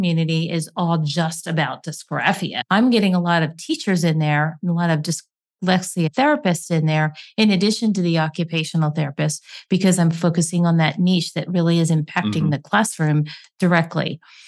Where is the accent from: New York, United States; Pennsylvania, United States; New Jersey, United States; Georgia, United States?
Pennsylvania, United States; Hamburg; I am from Hamburg, Pennsylvania.